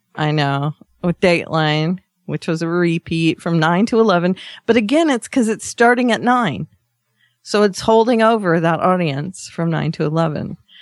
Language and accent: English; Australia; I did my Australian thanks for Canada.